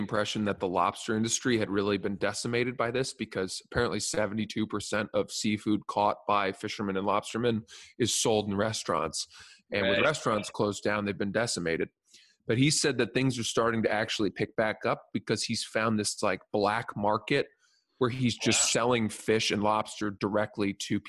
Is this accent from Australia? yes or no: no; Maine, United States; I'm from Maine.